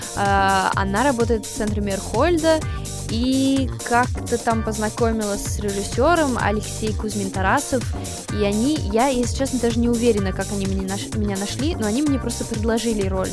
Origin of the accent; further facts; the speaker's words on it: United States; first language English; Russian is a second language; moved away as an adult; now in Russia; хотя английский это мой родной язык, я так привыкла говорить и, думать по-русски